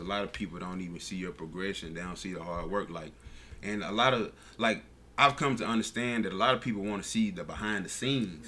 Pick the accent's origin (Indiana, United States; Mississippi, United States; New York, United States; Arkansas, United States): Mississippi, United States; somewhere in Mississippi